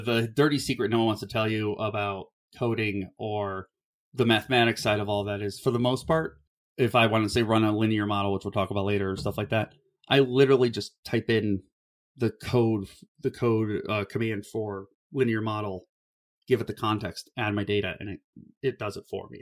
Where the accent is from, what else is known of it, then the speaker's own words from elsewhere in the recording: Cleveland, Ohio, United States; I grew up in Ohio